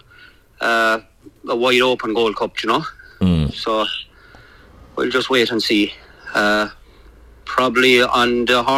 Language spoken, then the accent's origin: English; Ireland; born or raised there; moved away as an adult; now in United Kingdom